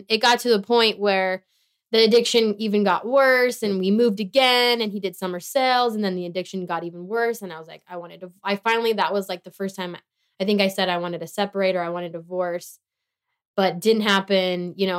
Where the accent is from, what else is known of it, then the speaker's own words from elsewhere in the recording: Tehachapi, California, United States; moved away; I went back to Tehachapi, good old T-town, with my parents.